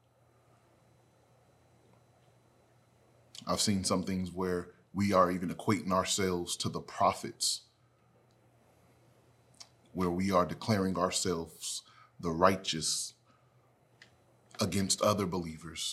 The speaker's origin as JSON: {"language": "English", "country": "United States", "said": "I'm an American"}